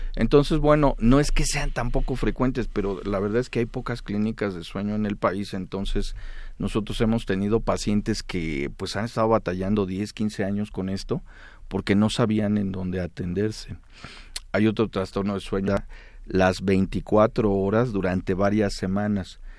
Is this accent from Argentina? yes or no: no; Mexico